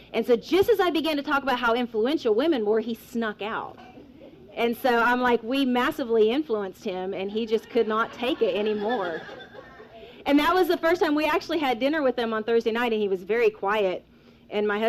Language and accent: English; Weatherford, Oklahoma, United States; I am from Weatherford, Oklahoma.